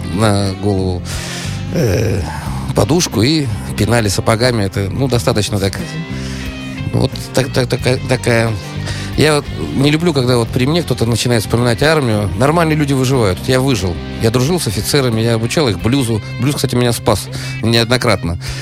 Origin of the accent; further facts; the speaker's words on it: Saint Petersburg, Russia; я из Питера